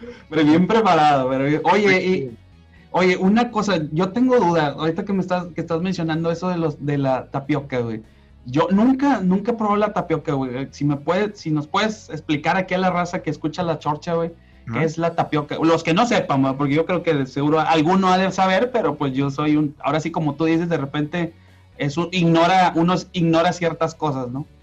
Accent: Monterrey, Nuevo León, Mexico; yo soy regio, yo toda mi vida he vivido, viví, he vivido aquí en Monterrey

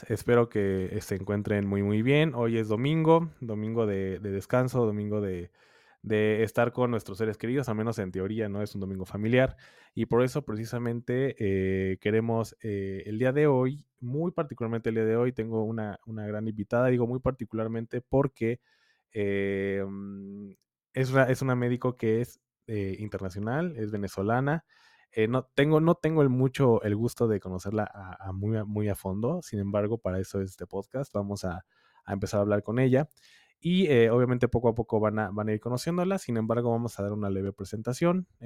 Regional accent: Mexico; nosotros como mexicanos afortunadamente no conocemos y no vivimos

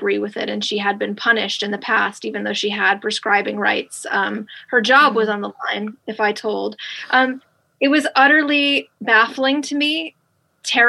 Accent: New York, United States; moved away as an adult; also born or lived in Los Angeles, California / Morgantown, West Virginia; I'm from New York, as you said, and I grew up in New York

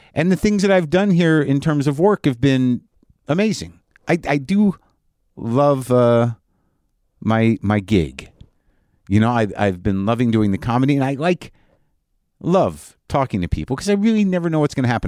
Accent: New Mexico, United States; I grew up in New Mexico

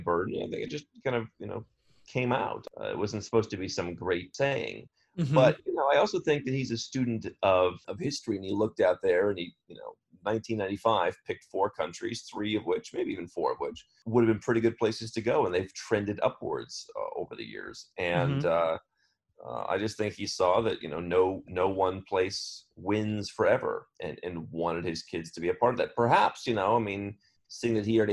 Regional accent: Cleveland, Ohio, United States; moved away as an adult; I grew up in Cleveland, the suburbs of Cleveland, Ohio.

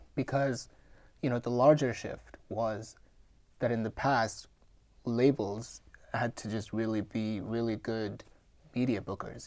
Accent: Mumbai, Maharashtra, India; moved away; I'm born and raised in India.

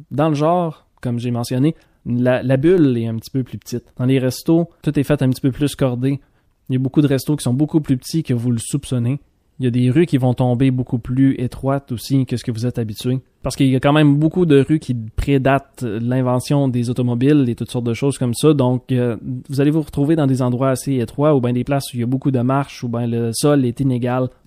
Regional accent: Quebec, Canada; du Québec lorsqu'on est en France. Donc des fois on se retrouve à défendre un petit peu c'est quoi notre accent

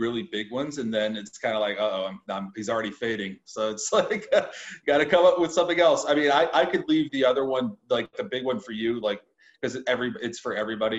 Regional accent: United States; I'm from the United States

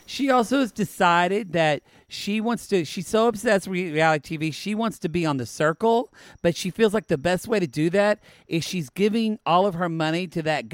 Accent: United States; I'm an American

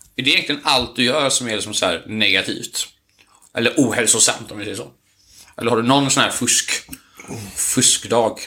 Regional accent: Onsala, Halland County, Sweden; När jag växte upp på Onsala

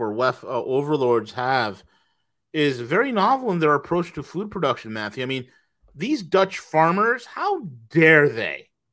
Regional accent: Australia; being Australian

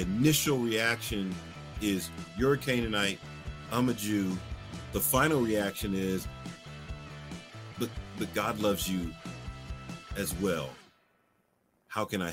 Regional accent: Philadelphia, Pennsylvania, United States; moved away; I'm originally from Philadelphia

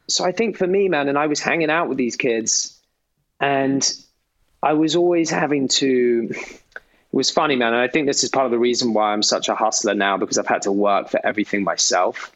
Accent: Gloucestershire, South West England, United Kingdom; also born or lived in London / Eton; I was born in London, um, but then soon after uh, moved down to the countryside to Gloucestershire

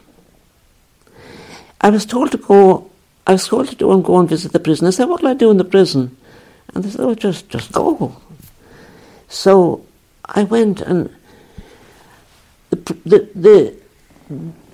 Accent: County Kerry, Ireland; moved away as an adult; also born or lived in Liverpool / Nigeria; I'm from Kerry. I'm from southwest Kerry

